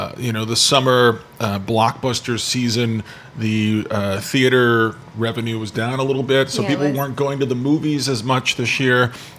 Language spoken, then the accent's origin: English; East Coast, United States; now in Vancouver, Canada; I'm from the East Coast.